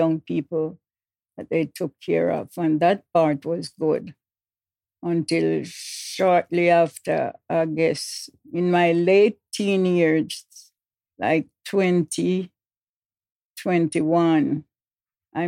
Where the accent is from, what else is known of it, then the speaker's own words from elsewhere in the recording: Fair Prospect, Portland, Jamaica; moved away; Upper Fair Prospect. Portland, Jamaica, West Indies. That's where I was born.